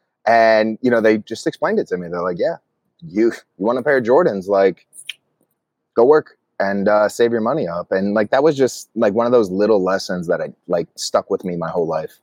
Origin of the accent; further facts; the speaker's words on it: Atlantic City, New Jersey, United States; moved away as an adult; also born or lived in New York; I grew up in Atlantic City, New Jersey